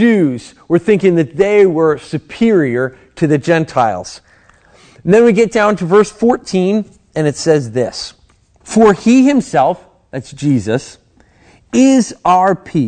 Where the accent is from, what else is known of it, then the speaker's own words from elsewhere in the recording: United States; a American Christian